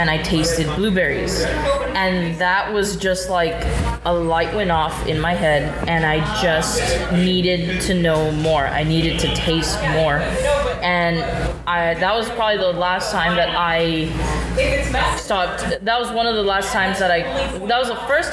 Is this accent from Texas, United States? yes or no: yes; Mission, Texas, United States; I am from Mission